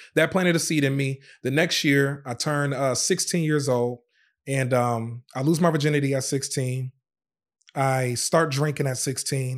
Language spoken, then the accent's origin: English; Racine, Wisconsin, United States; also born or lived in Zion, Illinois; born in Zion, Illinois, but, but we moved to Racine, Wisconsin when I was, uh, I think about five years old